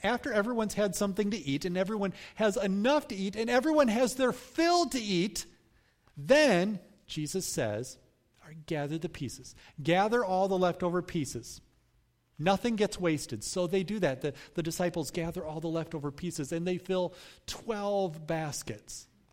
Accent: United States; as American Christians

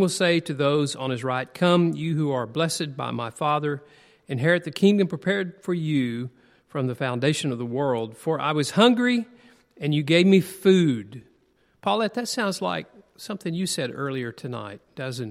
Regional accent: United States; also born or lived in Tennessee / Alabama; I grew up in Tennessee and Alabama

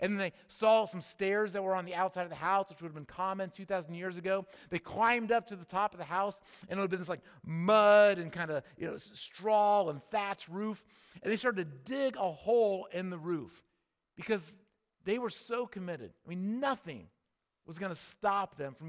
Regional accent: Midwest, United States; we grew up in the Midwest

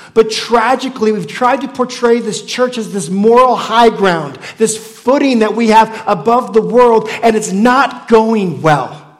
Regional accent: United States; I'm still an American too

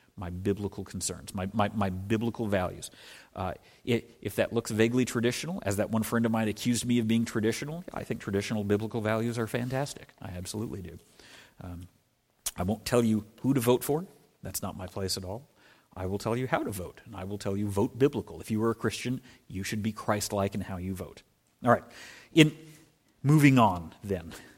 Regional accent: Scotland, United Kingdom; moved away; I was born in Scotland, was born on the coast of Scotland

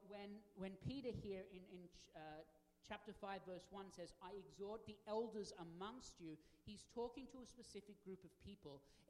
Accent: Australia; now in United States; as an Australian and now a United States citizen

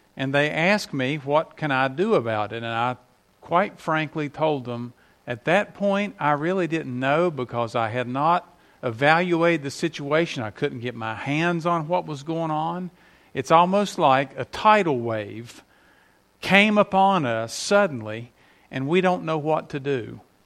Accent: West Virginia, United States; moved away; up there in my home state

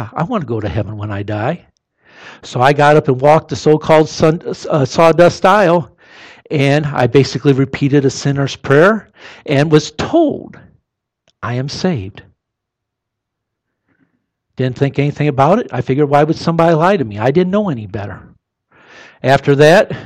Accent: Mendota, United States; moved away; that's Victory Baptist Church in Mendota. Brother Steve has his task cut out for him. That town is very religious, but it is not saved. And I thank God that Brother Steve is down there. That's my hometown

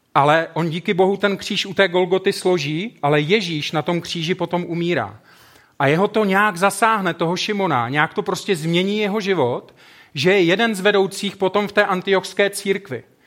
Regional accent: South Moravian Region, Czechia; also born or lived in Brno; now in Ostrava, Czech Republic; Já jsem vyrůstal kousek na Jižní Moravě.

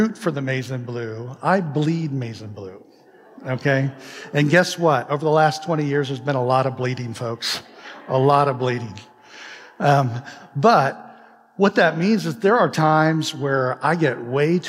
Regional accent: Midwest, United States; moved away; I'm from the Midwest, okay? And I grew up in a state up north.

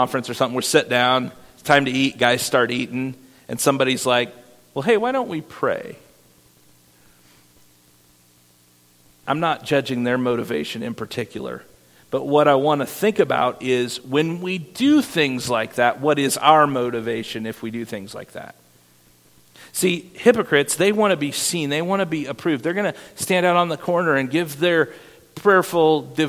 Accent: Iowa, United States; moved away; my hometown in Iowa

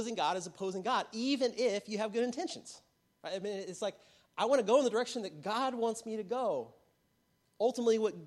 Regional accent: United States; growing up as an American in the church as a kid

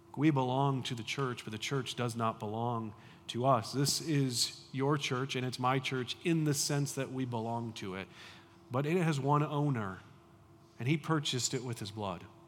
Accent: United States; I grew up in the United States

